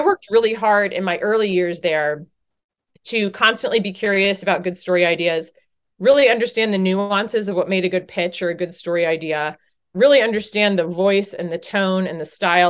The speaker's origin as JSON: {"language": "English", "town": "Chapel Hill", "region": "North Carolina", "country": "United States", "tie": "born or raised there", "also_born_or_lived": "Boston / Virginia", "moved": "as an adult", "said": "I grew up in Chapel Hill, North Carolina, cheering for the Tar Heels."}